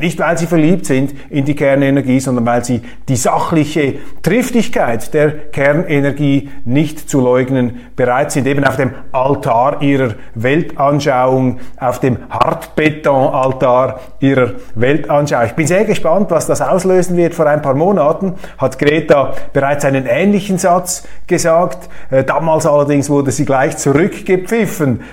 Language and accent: German; Switzerland; ich bin Schweizer